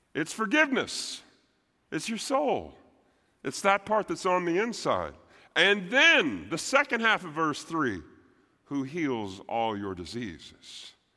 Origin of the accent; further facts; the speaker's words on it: Texas, United States; I'm a Texan first